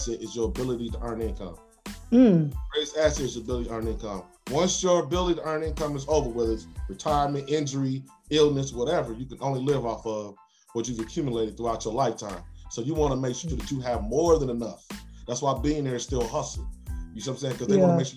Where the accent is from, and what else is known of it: Indianapolis, Indiana, United States; born or raised there; also born or lived in College Park, Atlanta, Georgia